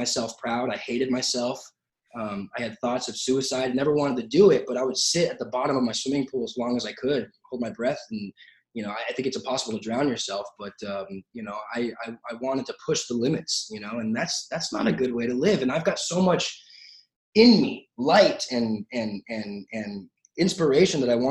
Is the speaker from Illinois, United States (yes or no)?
no; Santa Clarita, California, United States; I grew up in Santa Clarita, which is a small town.